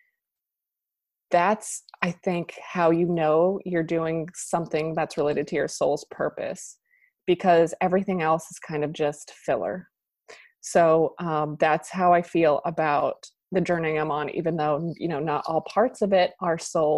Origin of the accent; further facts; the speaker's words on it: New Hampshire, United States; moved away as an adult; also born or lived in Boston; now in Wilmington, United States; I am from New Hampshire. I grew up there